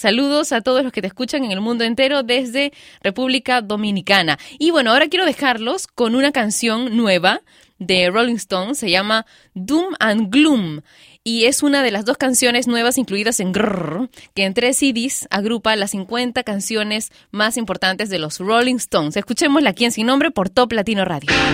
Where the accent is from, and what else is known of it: Peru